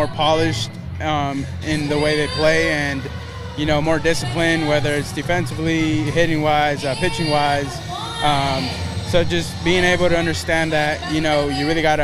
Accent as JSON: {"language": "English", "town": "Anaheim", "region": "California", "country": "United States", "tie": "born or raised there", "said": "my hometown"}